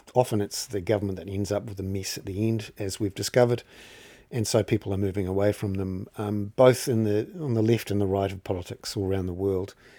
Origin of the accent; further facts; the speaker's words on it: Wellington, New Zealand; I'm from Wellington